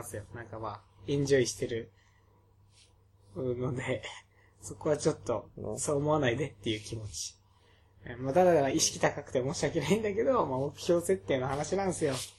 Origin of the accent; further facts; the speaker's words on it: Okinawa, Japan; 僕ら二人は沖縄出身なので、方言が出るっていうのもあるかもしれません